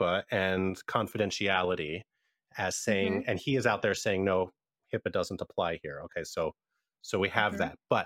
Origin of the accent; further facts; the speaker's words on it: Pennsylvania, United States; moved away; my home state of Pennsylvania, my original home